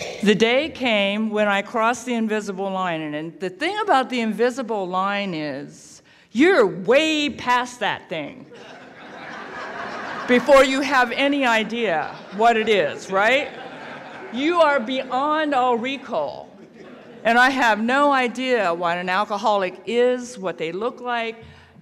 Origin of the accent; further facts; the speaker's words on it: Sugar Grove, Ohio, United States; also born or lived in South Korea; I was actually adopted by 2 old white people and raised in Hillbilly, Ohio. I tell people that I was raised near Lancaster, Ohio